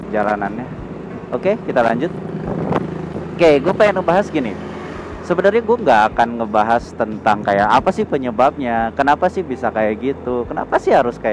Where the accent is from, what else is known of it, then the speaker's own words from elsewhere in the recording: Cimahi, West Java, Indonesia; karena gua orang Bandung, gua orang Cimahi